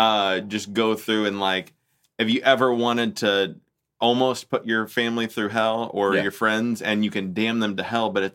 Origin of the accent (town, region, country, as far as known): California, United States; born or raised there